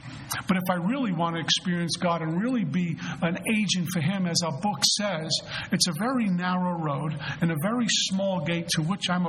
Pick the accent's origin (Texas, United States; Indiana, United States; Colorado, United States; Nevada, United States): Colorado, United States; I'm from Colorado.